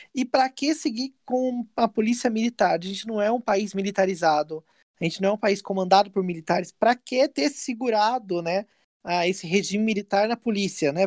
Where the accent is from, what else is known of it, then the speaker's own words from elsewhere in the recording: São José dos Campos, São Paulo, Brazil; lá na minha cidade, onde eu nasci, São José dos Campos